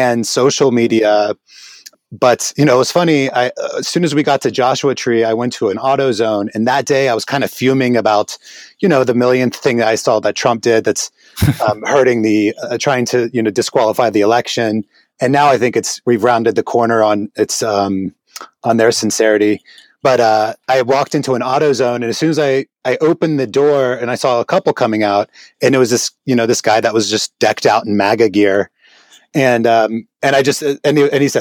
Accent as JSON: {"language": "English", "town": "Tyre", "region": "South Governorate", "country": "Lebanon", "tie": "born or raised there", "moved": "yes", "lives_now": "United States", "said": "I grew up in Lebanon I lived in Lebanon in the '80s in Southern Lebanon"}